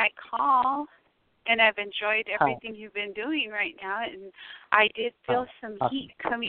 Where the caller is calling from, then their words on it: Tucson, Arizona, United States; I'm calling from Arizona and I'm in Tucson.